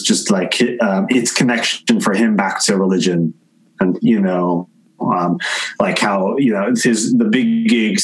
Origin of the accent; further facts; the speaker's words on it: New Jersey, United States; growing up in New Jersey